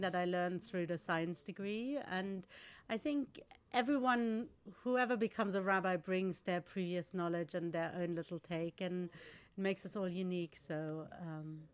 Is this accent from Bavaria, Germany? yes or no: yes; Munich, Bavaria, Germany; moved away as an adult; now in London, United Kingdom; I wasn't born in Munich, but I grew up in Munich